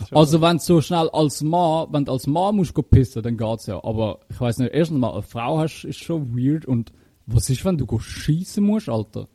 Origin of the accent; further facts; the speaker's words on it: Switzerland; bei uns in der Schweiz